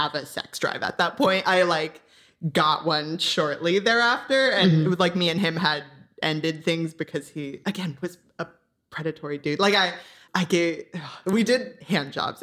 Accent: Orange County, Southern California, United States; now in Los Angeles, United States; I'm from Orange County in Southern California. So I've pretty much only ever been here.

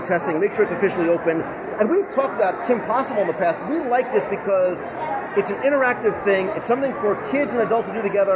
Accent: New Jersey, United States; I'm Italian. I come from Jersey

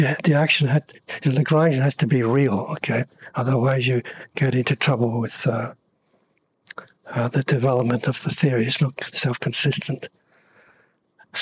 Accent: Copenhagen, Capital Region of Denmark, Denmark; moved away; also born or lived in London; I was born in Copenhagen

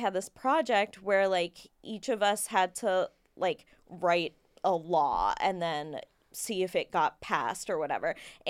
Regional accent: Kentucky, United States; I grew up in Kentucky.

